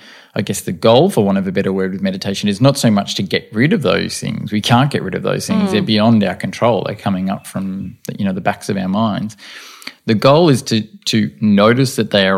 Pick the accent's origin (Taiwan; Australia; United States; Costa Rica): Australia; Albert Park; I was, I think, 16 when we moved from Albert Park